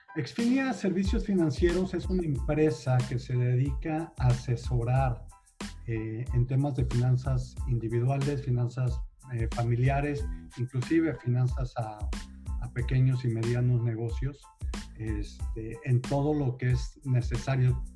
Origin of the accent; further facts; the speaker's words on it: Monterrey, Nuevo León, Mexico; moved away as an adult; also born or lived in Mexico City; now in Houston, United States; soy originario de la ciudad de Monterrey